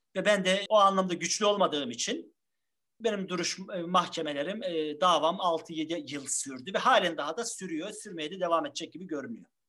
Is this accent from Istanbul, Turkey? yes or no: no; Trabzon, Turkey; 1976 Trabzon doğumluyum.